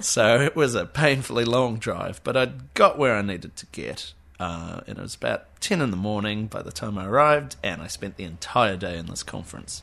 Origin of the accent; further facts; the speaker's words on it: Auckland, New Zealand; I'm from Auckland.